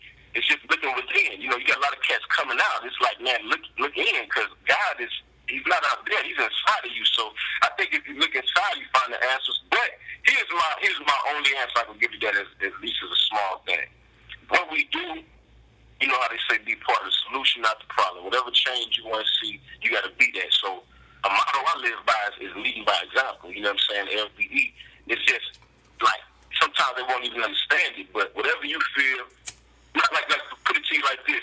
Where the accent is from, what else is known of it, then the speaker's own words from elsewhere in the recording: Gulfport, Mississippi, United States; I'm from Mississippi.